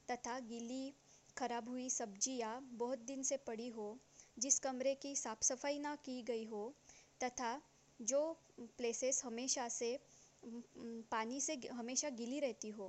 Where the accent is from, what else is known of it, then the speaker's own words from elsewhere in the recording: Nagpur, Maharashtra, India; मैं नागपुर डिस्ट्रिक्ट से बिलोंग करती हूँ